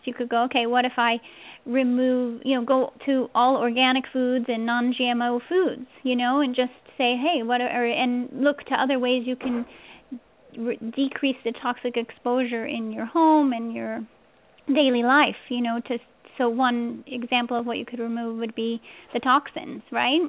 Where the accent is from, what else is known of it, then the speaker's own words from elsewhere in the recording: the Northwest, Pacific Northwest, United States; I'm from the West Coast originally. I grew up in the Northwest.